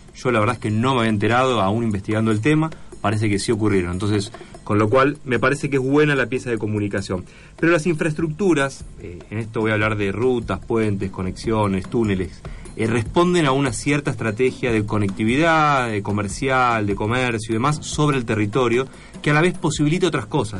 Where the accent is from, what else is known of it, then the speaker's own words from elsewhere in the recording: La Matanza, Buenos Aires Province, Argentina; yo me crié, digamos, en La Matanza